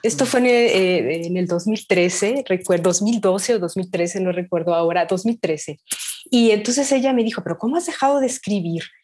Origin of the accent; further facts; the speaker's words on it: Guadalajara, Jalisco, Mexico; also born or lived in France; yo soy originaria de, Jalisco, de Guadalajara. Nací aquí y bueno, he vivido prácticamente